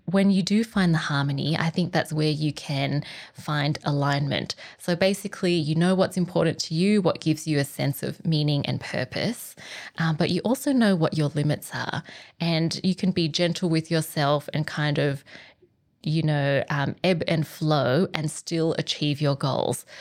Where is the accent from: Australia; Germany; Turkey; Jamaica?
Australia; I was born in Australia. But with my Vietnamese heritage